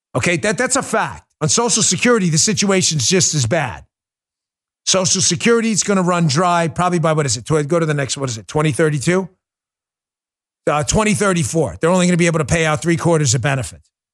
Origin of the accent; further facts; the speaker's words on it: New York City, New York, United States; moved away; I grew up in New York, and we listened to a lot of rap.